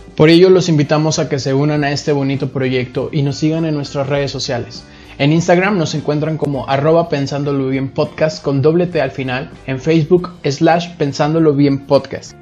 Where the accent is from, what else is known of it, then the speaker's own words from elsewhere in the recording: Monterrey, Nuevo León, Mexico; also born or lived in San Luis Potosí; soy de San Luis Potosí, pero criado en la ciudad de Monterrey